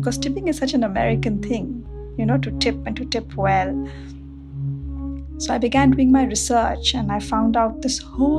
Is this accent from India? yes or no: yes; Mumbai, Maharashtra, India; moved away as an adult; now in Knoxville, United States; I live in Knoxville, Tennessee, and I moved here 10 years ago from Bombay, India.